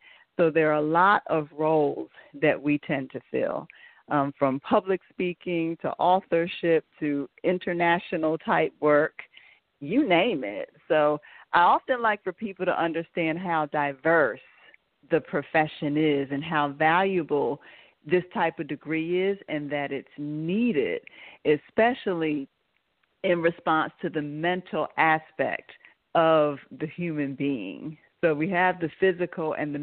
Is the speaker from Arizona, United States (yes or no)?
no; Pennsylvania, United States; now in North Carolina, United States; I'm originally from Pennsylvania, so when I lived there, I did have a private counseling practice.